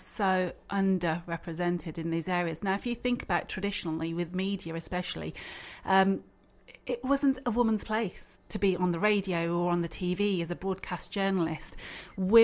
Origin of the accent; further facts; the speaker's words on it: Birmingham, West Midlands, United Kingdom; also born or lived in London; I came back to Birmingham